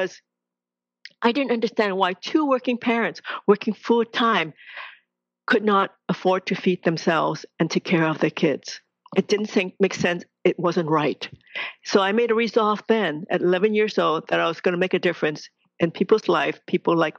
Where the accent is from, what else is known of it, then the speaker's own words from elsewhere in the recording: Hong Kong; I was born in Hong Kong, second daughter in a very traditional Chinese family